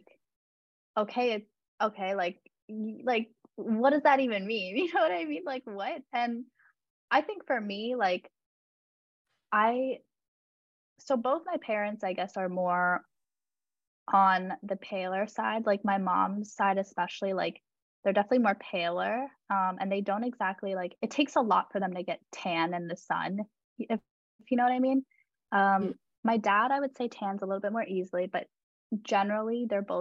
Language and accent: English; Nepal; I'm from Nepal